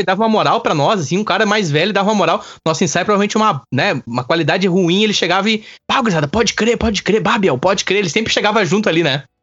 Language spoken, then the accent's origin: Portuguese; Campo Bom, Rio Grande do Sul, Brazil; also born or lived in Araricá; eu sou natural de Campo Bom